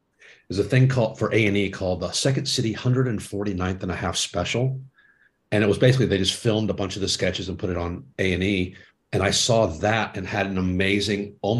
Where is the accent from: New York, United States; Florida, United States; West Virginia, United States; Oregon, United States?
Florida, United States; Jacksonville; also born or lived in Georgia; I grew up in Florida. Born in Georgia, lived there the first 6 years, moved to Florida, and we stayed in the same house for 30 years